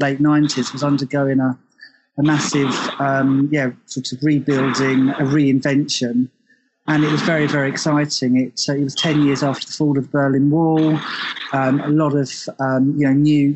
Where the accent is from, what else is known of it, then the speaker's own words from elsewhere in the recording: Tunbridge Wells, South East England, United Kingdom; So I'm originally from somewhere called Tunbridge Wells, which is in southeast England.